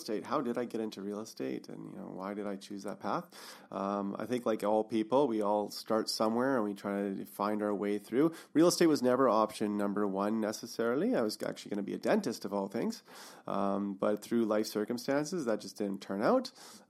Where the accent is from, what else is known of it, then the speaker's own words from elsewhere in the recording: Revelstoke, British Columbia, Canada; now in Kelowna, Canada; I grew up in Revelstoke. That's my hometown.